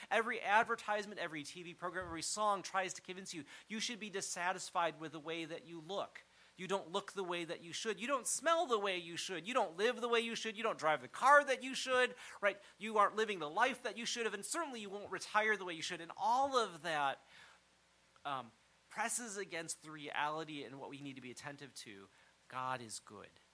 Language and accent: English; United States; growing up in the United States